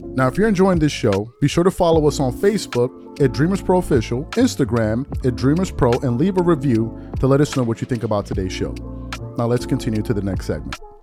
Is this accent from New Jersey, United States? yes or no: no; New York, United States; moved away; also born or lived in Maryland; I'm from the East Coast. I'm born in Maryland, grew up in New York.